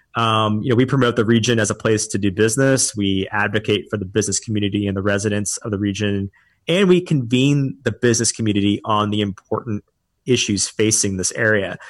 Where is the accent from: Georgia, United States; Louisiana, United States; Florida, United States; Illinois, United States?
Louisiana, United States; New Orleans; also born or lived in Dallas / Austin; now in Houston, United States; I'm originally from New Orleans, and I spent some time before this in Dallas and Austin before, you know, coming to Houston.